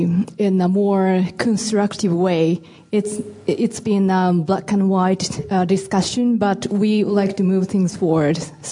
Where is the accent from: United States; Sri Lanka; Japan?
Japan; moved away; I am from Japan.